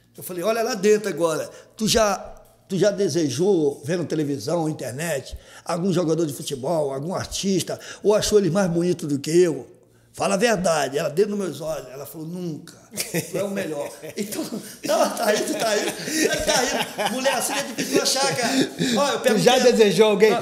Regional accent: Rio de Janeiro, Brazil; also born or lived in Baixa do Sapateiro, Rio de Janeiro; Eu vim da Baixo Sapateiro com quatro anos de idade. Nasci lá. Baixo Sapateiro, já conhecido como Morro do Timbal. Aí fui para o Parque União com cinco anos de idade.

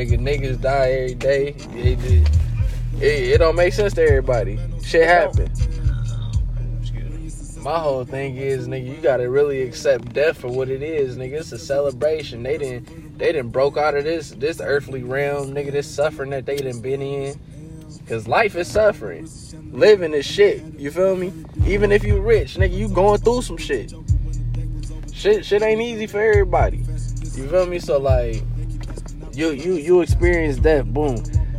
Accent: Ohio, United States; that's that Cleveland shit, nigga. I'm from the Burbs. That's that Cleveland shit.

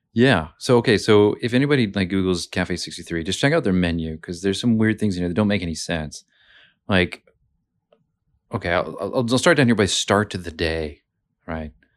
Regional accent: Montana, United States; now in Brisbane, Australia; I'm from Montana in the U S

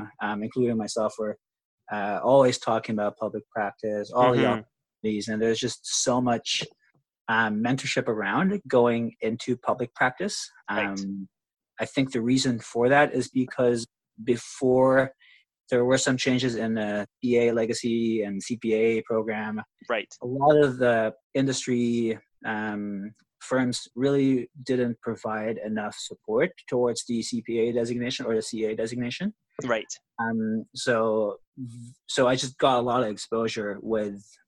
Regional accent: Philippines; moved away as an adult; also born or lived in Canada; now in Vancouver, Canada; I grew up in the Philippines and I moved to Canada. My family moved to Canada in 2011.

